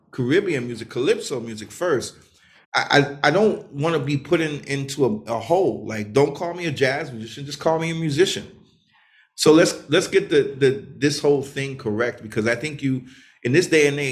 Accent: New York City, New York, United States; Growing up in New York

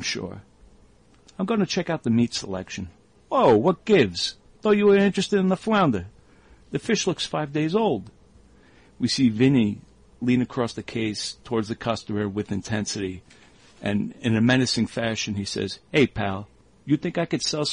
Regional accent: New York, United States; growing up in New York

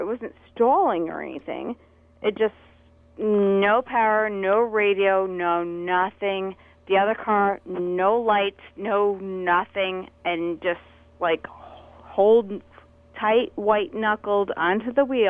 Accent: New York, United States; I'm from New York

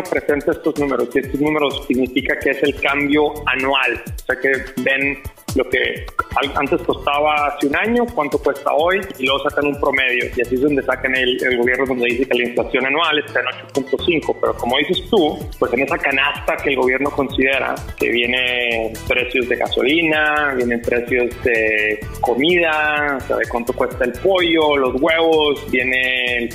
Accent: Mexico; como somos nosotros los, mexicanos muy curiosos y muy ingenuos, ¿no?

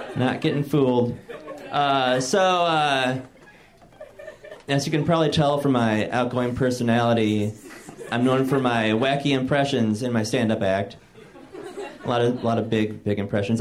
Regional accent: Michigan, United States; moved away; I'm from Michigan, and uh, I was visiting home recently

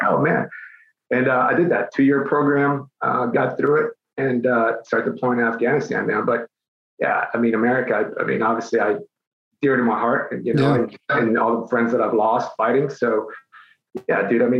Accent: Mexico City, Mexico; now in United States; I was born in Mexico City. Both my parents are Mexican

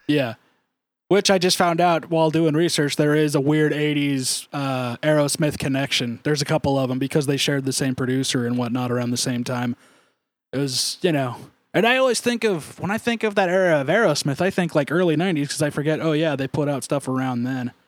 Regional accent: Ramona, California, United States; I grew up in Ramona, and for people that don't know, Ramona is this kinda weird, it's actually still technically on the western half of, um, San Diego County

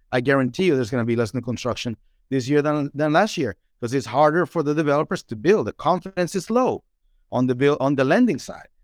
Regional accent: Dominican Republic; English is a second language; now in Nashville, United States; I'm from the Dominican Republic, beautiful country

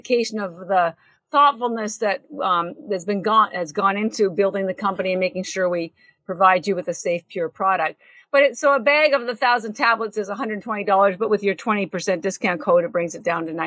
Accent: Canada; I'm Canadian

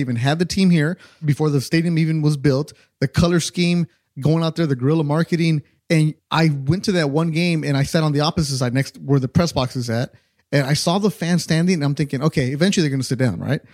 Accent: Carson, California, United States; I grew up in Carson

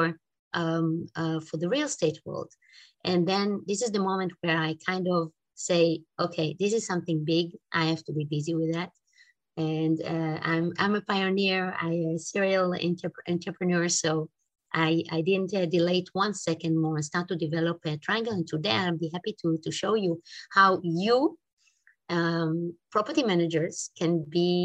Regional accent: Israel; English is a second language; now in Switzerland; I'm from Switzerland. I'm originally from Israel. Maybe you can pick it up from my accent

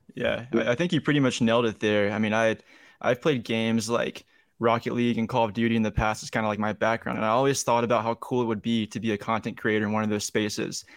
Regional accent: Young Harris, Georgia, United States; also born or lived in Atlanta metro area; now in Atlanta, United States; I'm from Young Harris, Georgia, which is like the northeast part of Georgia.

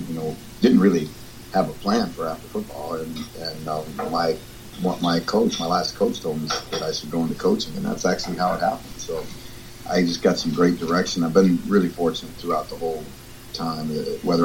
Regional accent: United States; I grew up in America

